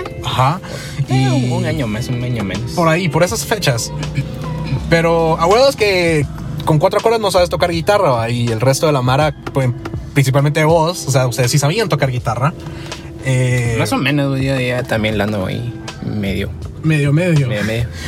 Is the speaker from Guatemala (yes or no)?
yes; Quetzaltenango, Guatemala; moved away as an adult; tengo 24 años y me fui de aquí de Shella porque, porque tenía que trabajar en un call center.